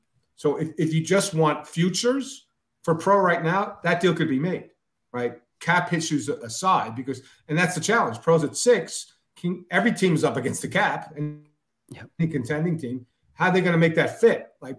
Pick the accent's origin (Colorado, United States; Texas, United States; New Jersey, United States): New Jersey, United States; I'm from Central Jersey.